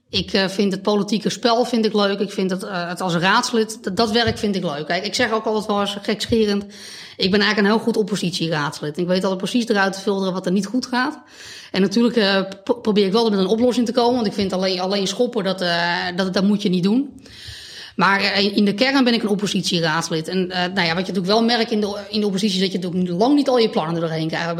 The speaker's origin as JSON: {"language": "Dutch", "town": "Beverwijk", "region": "North Holland", "country": "Netherlands", "tie": "born or raised there", "said": "Ik ben opgegroeid eh, aan, de, eh, aan de oever. Oké. en hm. later aan de Munnikenweg. Dus eigenlijk altijd een beetje die kant van, van Beverwijk. Daar ben ik nu ook weer terug. Ik woon nu op, de Vennelaan."}